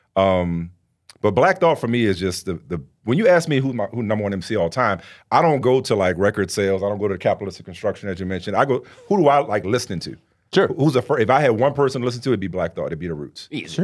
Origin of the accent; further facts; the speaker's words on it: New Orleans, Louisiana, United States; I grew up in New Orleans